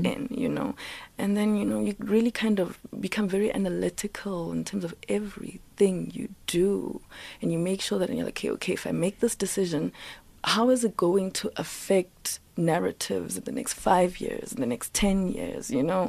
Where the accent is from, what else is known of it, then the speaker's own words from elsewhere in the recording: South Africa; I'm black, I'm South African, I'm African